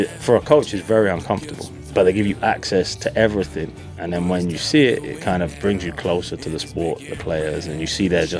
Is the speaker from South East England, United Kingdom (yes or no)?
no; London, United Kingdom; moved away as an adult; now in Dallas, United States; I'm from North London, England.